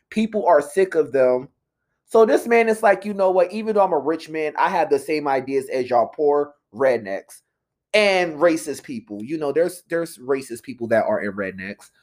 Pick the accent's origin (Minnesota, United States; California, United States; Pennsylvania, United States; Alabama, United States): Pennsylvania, United States; also born or lived in Philadelphia; I'm from Pennsylvania